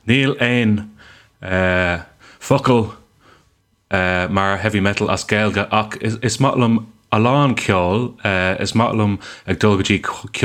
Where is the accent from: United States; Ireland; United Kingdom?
Ireland; We just call it Irish